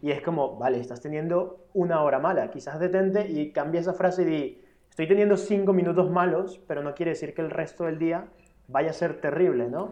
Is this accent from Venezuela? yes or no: yes; Venezuela; now in Spain; yo soy extranjero, vengo de Venezuela